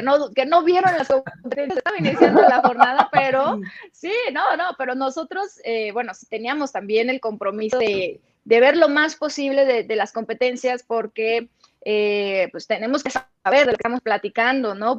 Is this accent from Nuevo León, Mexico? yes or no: no; Los Mochis, Sinaloa, Mexico; accent: norteño; moved away as an adult; now in Mexico City, Mexico; soy de los Mochis, Sinaloa